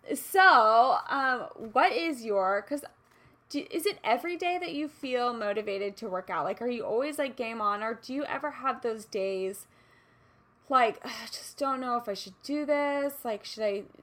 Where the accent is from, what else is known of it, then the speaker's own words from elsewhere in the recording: Kansas City, Missouri, United States; moved away; I grew up in Kansas City